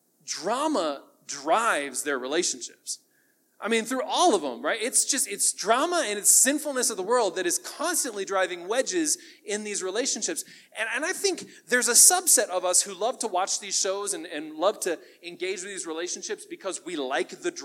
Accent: United States; We as American families

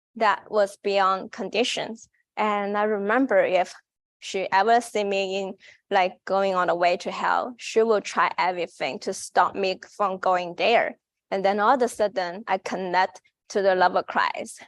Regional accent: China; English is a second language; moved away as an adult; now in United States; I'm from China.

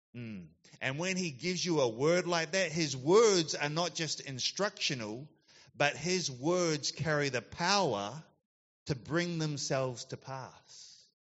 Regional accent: Christchurch, Canterbury, New Zealand; also born or lived in Gold Coast, Australia / United States; now in Yatala, Australia; I grew up in New Zealand in the South Island, Christchurch.

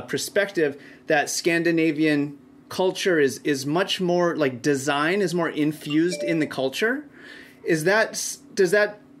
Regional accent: Fargo, North Dakota, United States; I grew up in Fargo, North Dakota

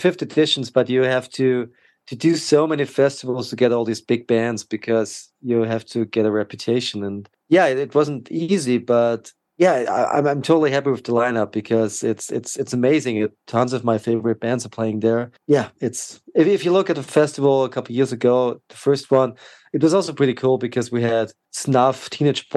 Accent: Austria; my hometown in Austria

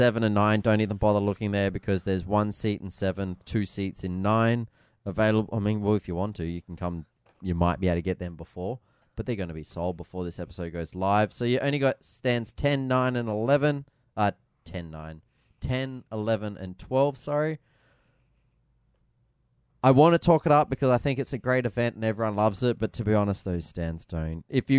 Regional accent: Northern Territory, Australia; But we're from the Territory and all our friends are from the Territory.

